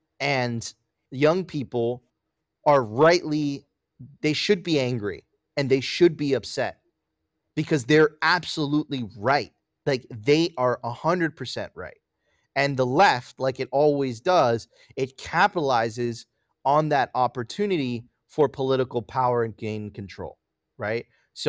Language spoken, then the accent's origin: English; Miami, Florida, United States; Listen, I grew up in Miami, bro. Miami is one of the, like, it is like, there's a huge gay community there.